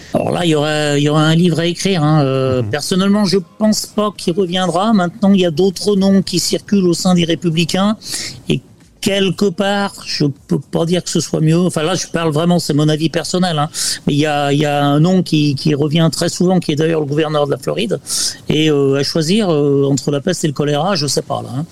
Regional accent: Chazelles-sur-Lyon, Auvergne-Rhône-Alpes, France; moved away as an adult; also born or lived in Guadeloupe; now in Orlando, United States; je suis né à Chazelles-sur-Lyon

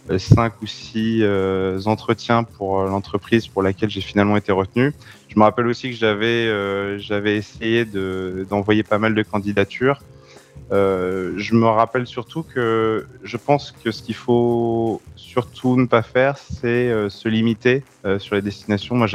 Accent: Centre-Val de Loire, France; Justement, peut-être parce que je viens du Loir-et-Cher.

